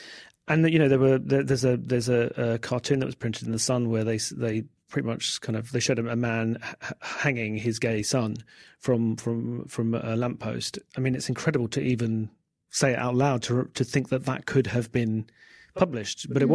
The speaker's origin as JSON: {"language": "English", "region": "London", "country": "United Kingdom", "tie": "born there", "said": "I was born in 1973 in South London, and it's very hard for younger people to understand."}